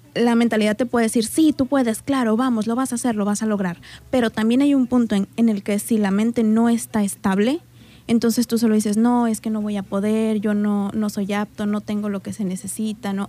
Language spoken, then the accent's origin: Spanish; Colima, Mexico; moved away as an adult; now in Manzanillo, Mexico; No, no soy de aquí, yo soy de Colima.